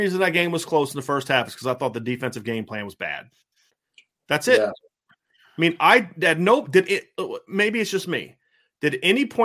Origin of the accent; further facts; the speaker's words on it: Norfolk, Virginia, United States; I'm from Norfolk, Virginia. You know, I had recruiters in my house